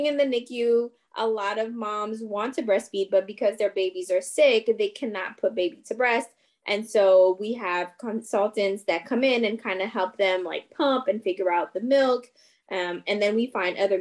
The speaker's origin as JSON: {"language": "English", "town": "Montreal", "region": "Quebec", "country": "Canada", "tie": "born or raised there", "first_language": "French", "second_language": "English", "moved": "as an adult", "lives_now": "Washington, D.C., United States", "said": "I'm from Montreal, Canada. So of course, my first language is French"}